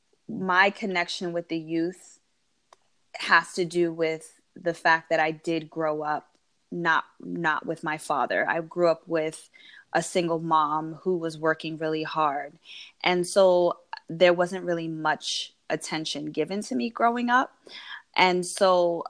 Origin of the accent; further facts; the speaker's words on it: United States; growing up here in America, when I entered my household, I grew up in a very Habesha household